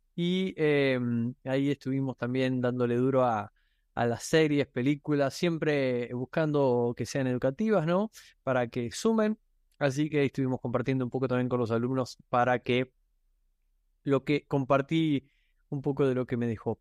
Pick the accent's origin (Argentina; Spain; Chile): Argentina; soy argentino